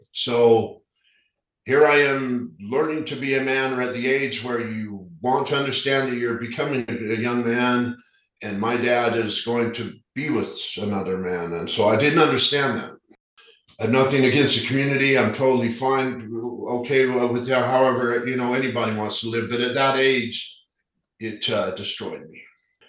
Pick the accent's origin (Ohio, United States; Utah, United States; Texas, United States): Utah, United States; Salt Lake City; also born or lived in Sandy, Utah; Born and raised in Salt Lake